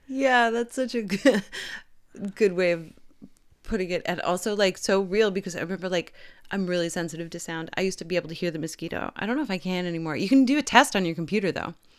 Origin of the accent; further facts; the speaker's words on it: Canada; I'm Canadian